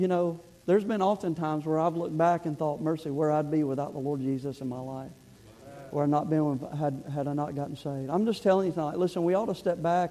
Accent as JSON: {"language": "English", "town": "Kansas City", "country": "United States", "said": "we're from Kansas City area"}